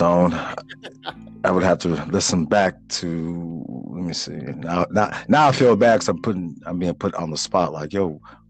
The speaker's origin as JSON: {"language": "English", "town": "Chicago", "region": "Illinois", "country": "United States", "tie": "born or raised there", "said": "me growing up in Chicago"}